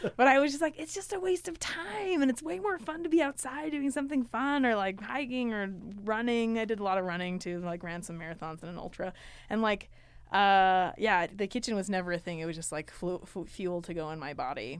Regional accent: Riverton, Utah, United States; I was born in Riverton, Utah, eight four oh six five

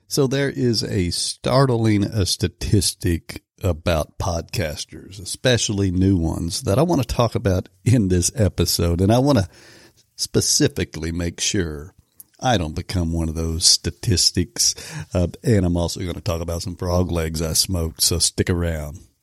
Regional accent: Oklahoma, United States; I am from Oklahoma

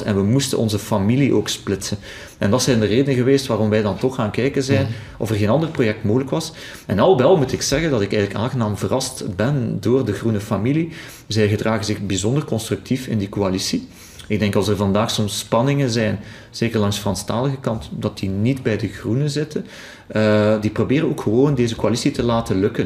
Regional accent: Flanders, Belgium; we zien dat als Vlamingen

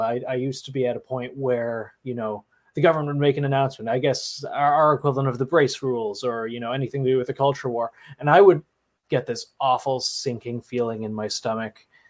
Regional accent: Canada; do not judge me for being Canadian

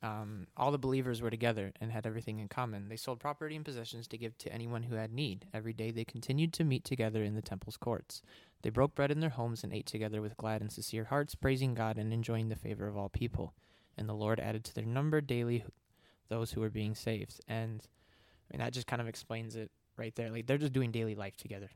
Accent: Michigan, United States; moved away; I moved across the country. I'm from Michigan

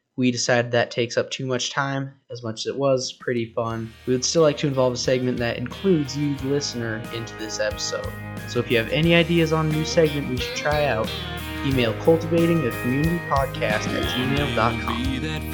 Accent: Gallatin County, Montana, United States; we're from the Gallatin County

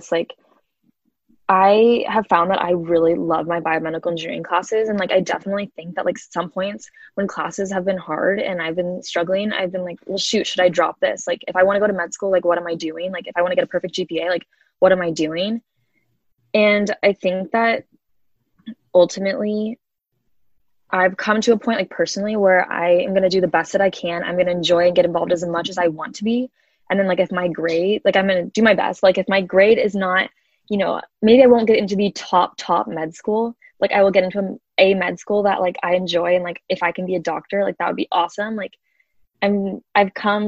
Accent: Kansas City, United States; I'm from Kansas City

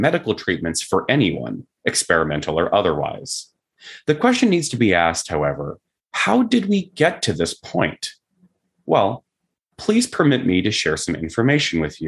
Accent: Canada; I am Canadian

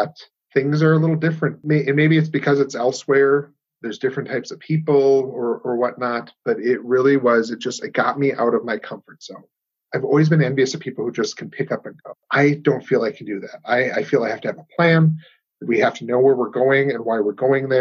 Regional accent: Minot, North Dakota, United States; I grew up here in North Dakota, live here, been here 38 years of my life

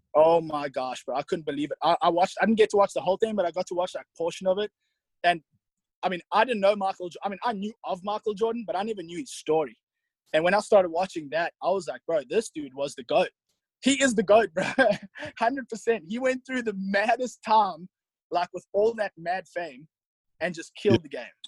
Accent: South Africa; moved away as an adult; also born or lived in St. Charles, Missouri; now in United States; I loved growing up in South Africa

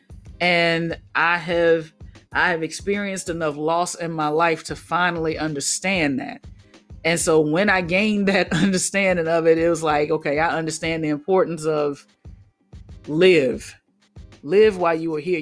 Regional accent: Mobile, Alabama, United States; I'm from Mobile, Alabama.

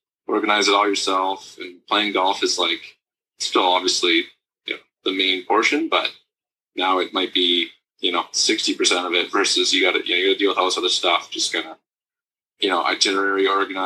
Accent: Burlington, Ontario, Canada; now in Lancaster, Canada; from Burlington, Ontario, originally.

